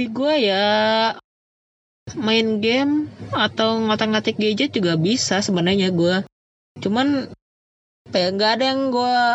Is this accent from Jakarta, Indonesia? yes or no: no; Karawang, West Java, Indonesia; born there; lahir di Karawang juga